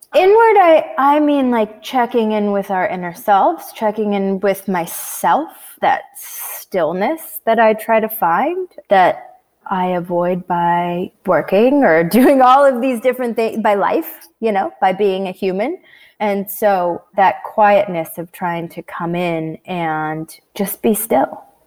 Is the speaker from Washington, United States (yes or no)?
yes; Washington, United States; also born or lived in Canada; I was raised in Washington State